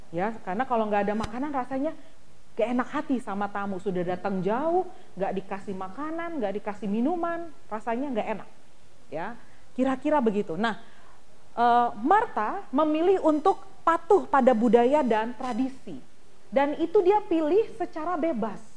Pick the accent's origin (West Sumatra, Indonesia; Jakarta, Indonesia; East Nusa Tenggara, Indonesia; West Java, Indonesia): East Nusa Tenggara, Indonesia; Ya kalau tradisi orang Timor, kebetulan saya orang Timor, itu harus menyiapkan minuman terlebih dahulu